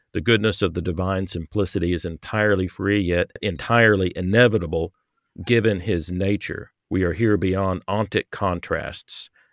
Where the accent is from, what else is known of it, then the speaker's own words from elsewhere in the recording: American South, United States; growing up in the American South